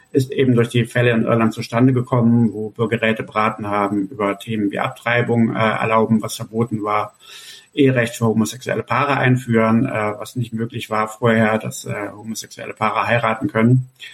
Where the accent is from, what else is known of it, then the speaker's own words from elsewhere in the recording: Cologne, North Rhine-Westphalia, Germany; meine Heimatstadt Köln